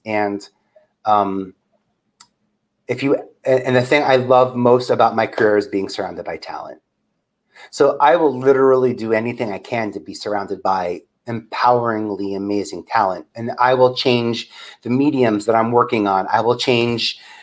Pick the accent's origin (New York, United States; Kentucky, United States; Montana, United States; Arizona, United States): New York, United States; New York City; I'm from Staten Island